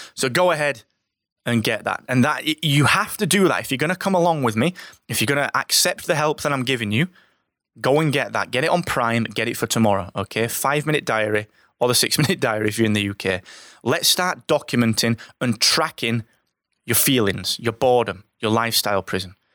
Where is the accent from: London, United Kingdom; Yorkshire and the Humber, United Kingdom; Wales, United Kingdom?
Yorkshire and the Humber, United Kingdom; Barnsley; I'm from Barnsley